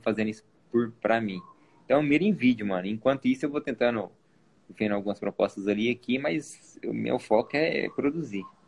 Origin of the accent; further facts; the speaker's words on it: Goiânia, Goiás, Brazil; eu sou de Goiânia também